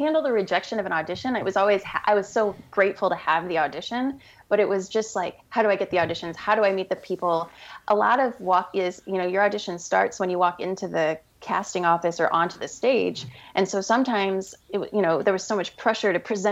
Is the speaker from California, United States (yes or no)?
no; St. Louis, Missouri, United States; moved away as an adult; we're both from St. Louis